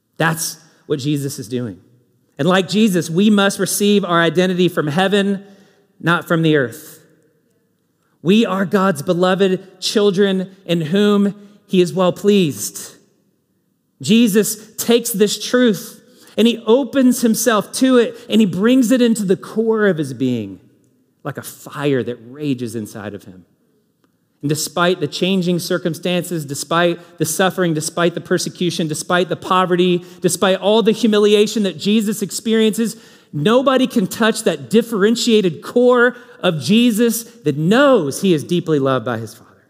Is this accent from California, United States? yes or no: no; Kentucky, United States; now in Indianapolis, United States; I'm from Kentucky. These are my people